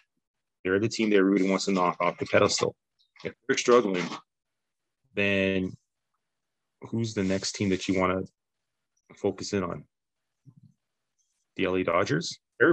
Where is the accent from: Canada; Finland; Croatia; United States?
Canada; Everybody you know, doesn't like us because we're, you know, Canadian